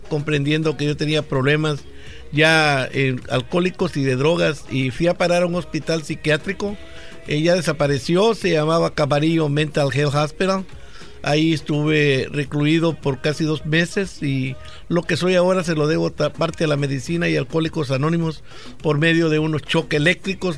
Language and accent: Spanish; El Salvador; moved away; Allá en mi país, El Salvador